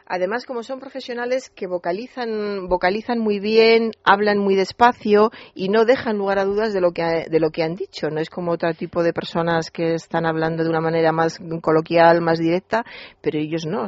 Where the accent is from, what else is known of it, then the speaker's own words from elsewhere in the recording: Toledo, Castilla-La Mancha, Spain; yo soy toledana